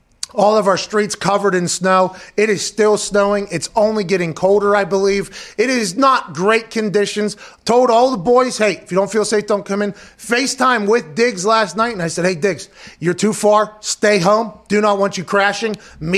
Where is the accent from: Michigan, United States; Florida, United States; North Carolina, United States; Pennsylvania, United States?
Pennsylvania, United States; Pittsburgh; now in Indiana, United States; You and I grew up in Pittsburgh.